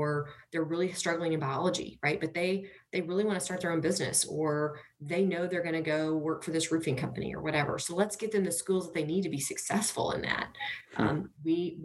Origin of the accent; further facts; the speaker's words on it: United States; I grew up in Hyco on our family's farm